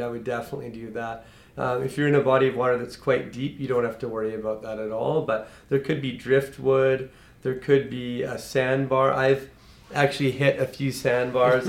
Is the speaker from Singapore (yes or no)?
no; Kelowna, British Columbia, Canada; we grew up here in Kelowna